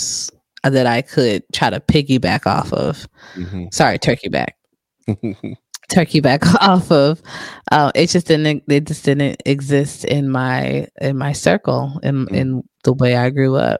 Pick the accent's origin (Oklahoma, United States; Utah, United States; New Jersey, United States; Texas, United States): New Jersey, United States; I'm from Jersey